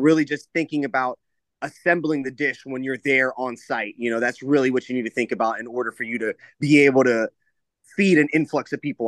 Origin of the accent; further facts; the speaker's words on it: Tampa, Florida, United States; I'm born and raised in Tampa